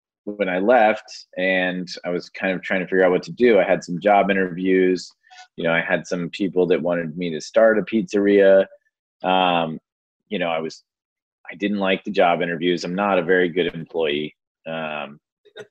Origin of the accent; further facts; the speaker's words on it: Austin, Texas, United States; I'm from Austin.